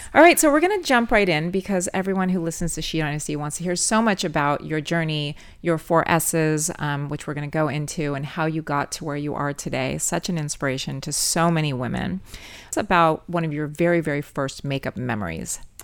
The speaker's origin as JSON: {"language": "English", "town": "Los Angeles", "region": "California", "country": "United States", "tie": "born or raised there", "said": "born and raised in Los Angeles"}